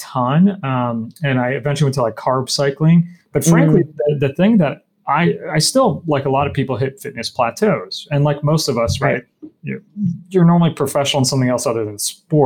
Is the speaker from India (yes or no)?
no; New Jersey, United States; also born or lived in Michigan; I grew up in New Jersey.